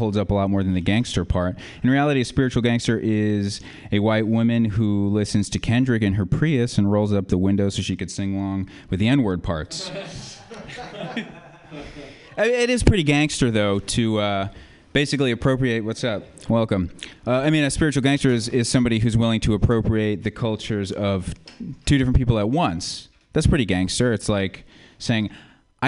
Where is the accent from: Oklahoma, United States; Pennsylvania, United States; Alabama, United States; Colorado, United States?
Colorado, United States; now in San Francisco, United States; I come from Colorado. We invented mass shootings. First school shooting, Columbine, you know. Really religious place, Colorado. I was raised really religious. And then I came here